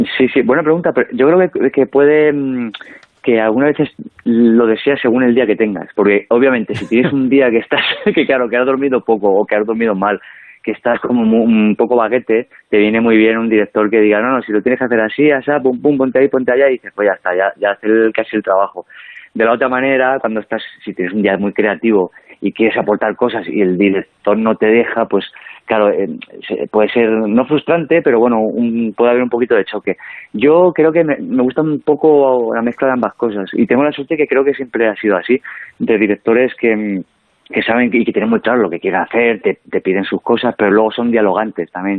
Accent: El Provencio, Castilla-La Mancha, Spain; born or raised there; moved away

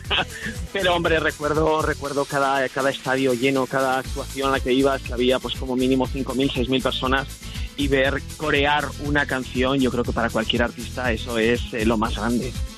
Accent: Vitoria-Gasteiz, Basque Country, Spain; aquí en mi tierra, en Vitoria

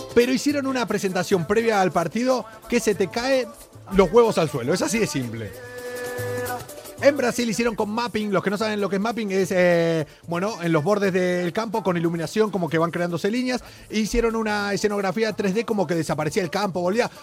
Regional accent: Argentina; now in Spain; Es el pueblo que está al lado de donde yo nací.

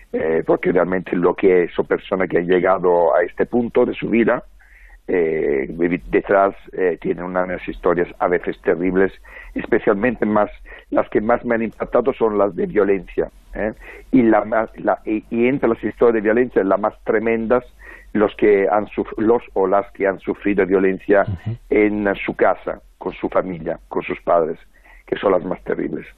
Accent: Francavilla, Italy; now in Madrid, Spain; en el pueblo de Francavilla, de donde soy yo

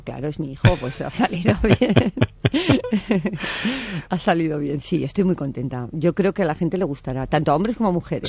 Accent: Pamplona, Navarre, Spain; yo soy de Pamplona

